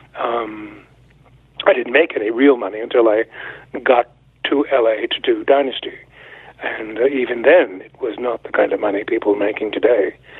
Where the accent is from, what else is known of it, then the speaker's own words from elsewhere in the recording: Montreal, Quebec, Canada; I'm Canadian. I was born in 1945, and I grew up in Montreal